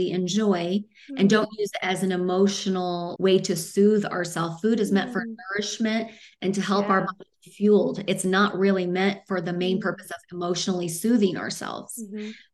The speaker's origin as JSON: {"language": "English", "region": "Midwest", "country": "United States", "tie": "born or raised there", "moved": "yes", "lives_now": "Arizona, United States", "said": "I'm from the Midwest, even though I live in Arizona. So everything was meat and potatoes growing up."}